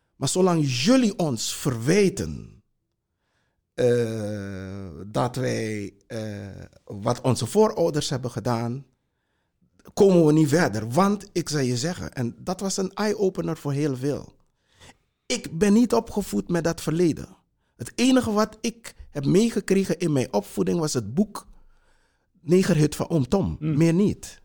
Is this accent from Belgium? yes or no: no; Para, Suriname; now in Netherlands; ik heb een eh, groot deel van mijn jeugd in Suriname eh, doorgebracht. Daar, kom uit een, een, een, vroegere plantage in eh, Suriname